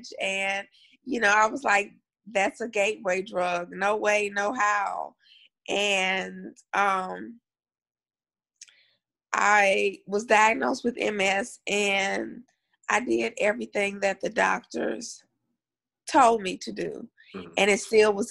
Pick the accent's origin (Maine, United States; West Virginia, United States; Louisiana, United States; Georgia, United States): Louisiana, United States; Columbia; I grew up in a very, very small town called Columbia, Louisiana, which is by Monroe. So it's north.